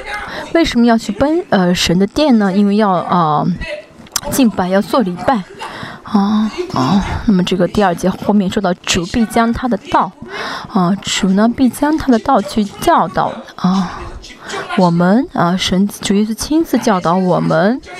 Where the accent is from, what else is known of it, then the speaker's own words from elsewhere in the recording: South Korea; 我觉得虽然圣经没有说，我觉得啊，我们是韩国人，神会让我们来治理啊啊韩国这个地吧啊嗯啊这个国家吧